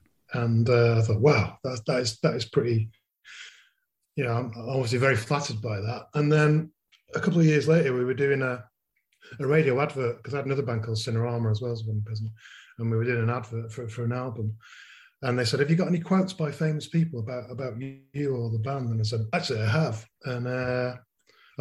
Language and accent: English; Manchester, North West England, United Kingdom; moved away as an adult; also born or lived in Leeds / South Africa; I grew up in Manchester from 1963 until I went back to Leeds actually to university